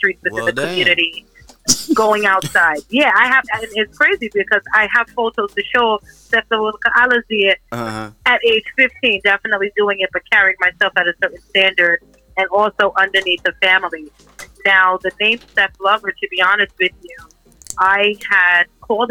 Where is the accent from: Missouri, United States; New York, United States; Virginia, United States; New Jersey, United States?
New York, United States; New York City; I'm born and raised in Brooklyn. My mother and father are from Guyana.